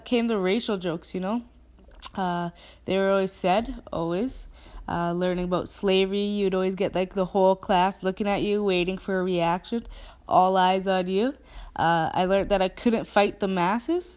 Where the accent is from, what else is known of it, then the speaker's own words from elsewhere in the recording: Canada; accent: Canadian; in perfect English with my Canadian accent